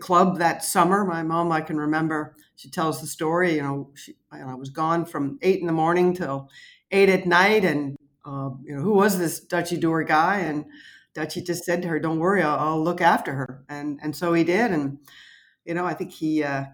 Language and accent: English; Welland, Ontario, Canada; moved away as an adult; now in United States; I was chosen from St. Kevin's Elementary School in Welland